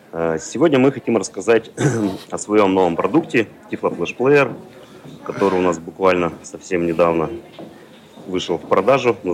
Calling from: Moscow, Russia; Я из Москвы.

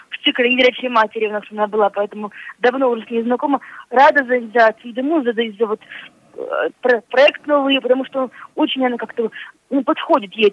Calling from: Smolensk, Smolensk Oblast, Russia; я звоню вам из Смоленска.

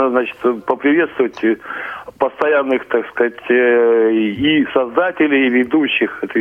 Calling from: Saint Petersburg, Russia; Добрый день. Я из Петербурга.

